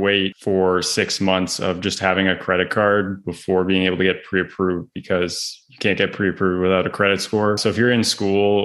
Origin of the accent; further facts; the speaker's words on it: Vancouver, British Columbia, Canada; moved away as an adult; also born or lived in Northeast United States; now in United States; I'm originally from Vancouver, Canada, and I made my way out to the States, specifically the Northeast, from playing college soccer